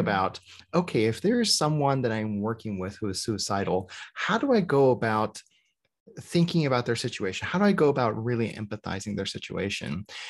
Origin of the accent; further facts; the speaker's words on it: United States; we're Korean American